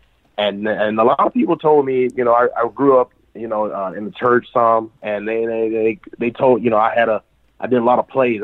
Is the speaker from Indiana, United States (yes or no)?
no; Birmingham, Alabama, United States; now in Dothan, United States; I grew up in Birmingham, so I watched all of the channels up there